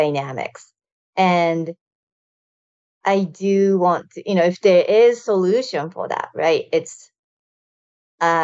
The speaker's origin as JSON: {"language": "English", "country": "Japan", "tie": "born or raised there", "moved": "as an adult", "lives_now": "United States", "said": "I moved to United States from Japan after high school"}